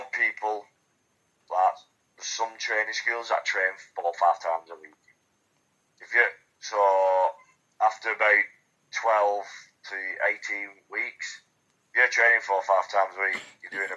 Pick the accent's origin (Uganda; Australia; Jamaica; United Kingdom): United Kingdom; Wigan, North West England; I'm from Wigan, which is about 20 minutes from Manchester.